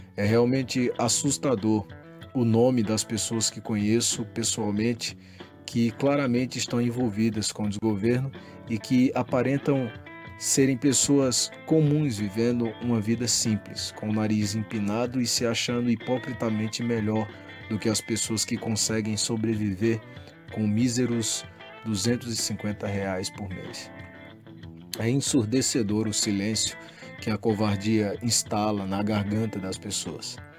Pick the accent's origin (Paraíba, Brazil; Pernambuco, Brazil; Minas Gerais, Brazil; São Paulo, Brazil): Pernambuco, Brazil; Panelas; Como panelense nato